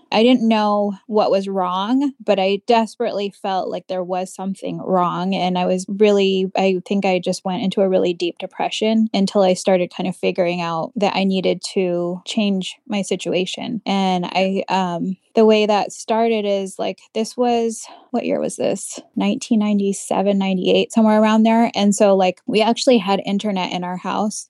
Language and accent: English; United States; I was born here in the United States